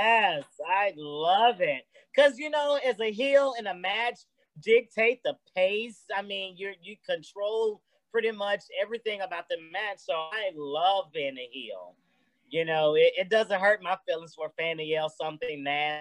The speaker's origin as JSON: {"language": "English", "town": "Memphis", "region": "Tennessee", "country": "United States", "tie": "born or raised there", "said": "growing up in Memphis, I watched Memphis wrestling all the time"}